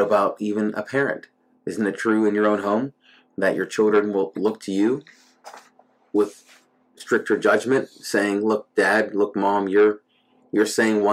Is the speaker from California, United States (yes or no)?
no; New Castle, Pennsylvania, United States; we're being from Newcastle, Pennsylvania, with all its glory